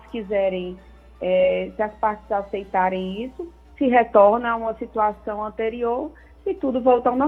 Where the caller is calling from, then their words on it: Maracanaú, Ceará, Brazil; sou aqui do Maracanaú.